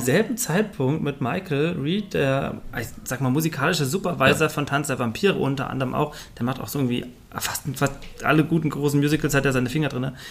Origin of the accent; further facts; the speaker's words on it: Fulda, Hesse, Germany; ich komme zwar aus Fulda